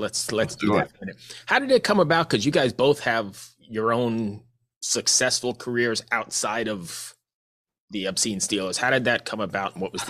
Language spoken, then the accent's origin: English; New York, United States; moved away as an adult; I grew up in New York as well. I spent the first, 28 years of my life there.